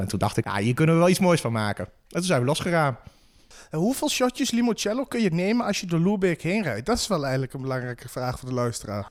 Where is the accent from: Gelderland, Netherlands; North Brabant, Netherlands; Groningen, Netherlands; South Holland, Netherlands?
Gelderland, Netherlands; Achterhoek; we als Achterhoekers